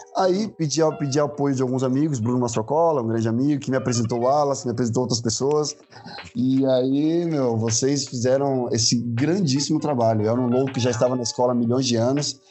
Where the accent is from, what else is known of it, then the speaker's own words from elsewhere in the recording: São Paulo, Brazil; nasci em favela em São Paulo